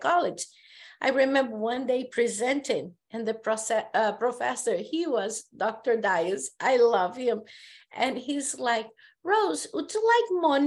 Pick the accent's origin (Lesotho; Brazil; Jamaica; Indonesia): Brazil; first language Portuguese; English is a second language; moved away as an adult; I live here